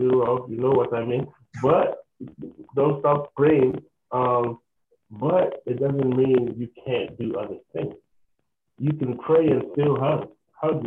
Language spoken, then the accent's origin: English; Nigeria; growing up in Nigeria